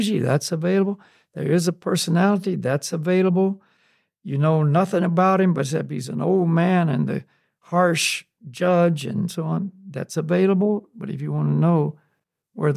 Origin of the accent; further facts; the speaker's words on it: the South, United States; I grew up in the South, and there was, you know, black Christian churches and white Christian